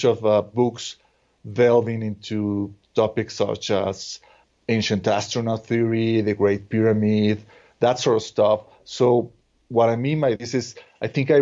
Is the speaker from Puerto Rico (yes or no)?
no; Mexico; growing up in Mexico, I also used to watch the TV shows